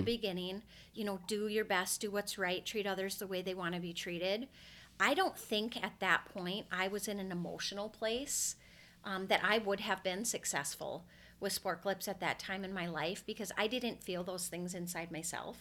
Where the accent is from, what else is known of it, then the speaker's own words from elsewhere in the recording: Brainerd, Minnesota, United States; also born or lived in North Metro, Minnesota; I grew up in Brainerd, Minnesota, which is two hours north